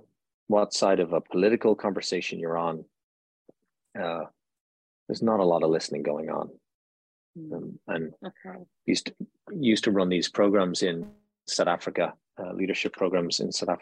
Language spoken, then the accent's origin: English; Ireland; now in United States; I'm Irish, so we grew up with this cosmology